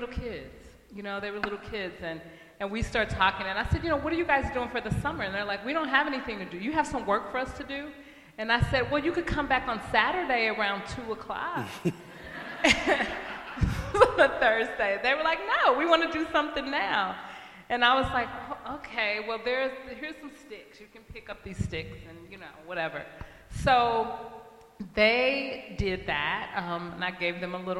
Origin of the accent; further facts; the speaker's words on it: East St. Louis, Illinois, United States; now in St. Paul, United States; I grew up in East St. Louis, Illinois